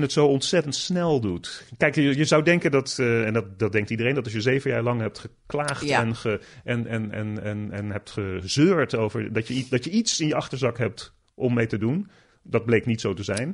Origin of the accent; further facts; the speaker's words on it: Netherlands; moved away as an adult; now in United States; als Nederlander